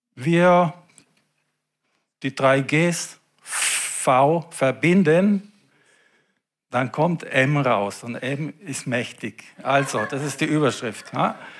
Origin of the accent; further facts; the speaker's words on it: Germany; bei uns in Deutschland